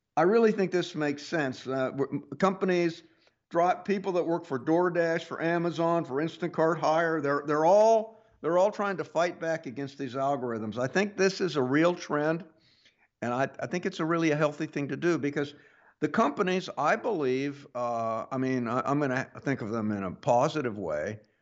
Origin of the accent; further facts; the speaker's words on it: Pittsburg, Kansas, United States; moved away; I grew up in Kansas